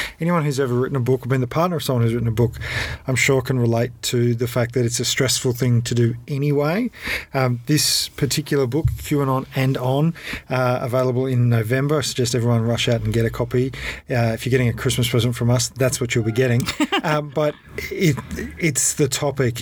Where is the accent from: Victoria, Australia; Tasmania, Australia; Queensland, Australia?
Victoria, Australia; Ballarat; I grew up in and around Ballarat